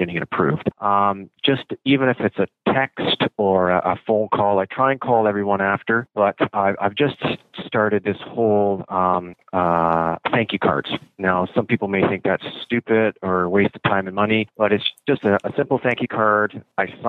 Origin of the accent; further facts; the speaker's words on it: Orillia, Ontario, Canada; now in London, Canada; I'm actually from Orillia, which is just north of Toronto.